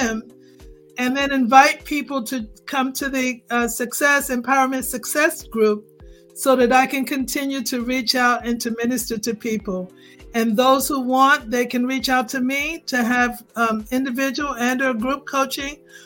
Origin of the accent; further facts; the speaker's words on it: United States; moved away as an adult; now in Jamaica; I'm no longer just American. I'm a Jamaican. I've been living in Jamaica 6 years